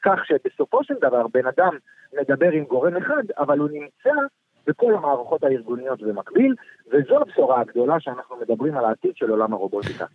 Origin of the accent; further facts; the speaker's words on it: Ramat Gan, Tel Aviv District, Israel; אני כיום גר בתל אביב, גדלתי ברמת גן